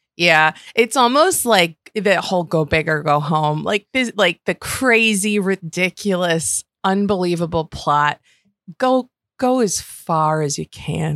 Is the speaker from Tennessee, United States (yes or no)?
no; Western New York, United States; I grew up in Western New York